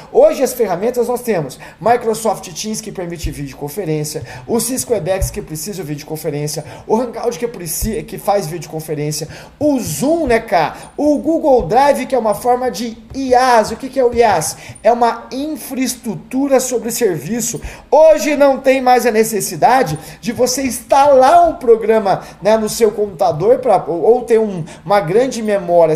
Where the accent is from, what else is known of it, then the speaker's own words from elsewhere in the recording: Campo Grande, Mato Grosso do Sul, Brazil; moved away; eu morava em Campo Grande, Mato Grosso do Sul, que é minha terra natal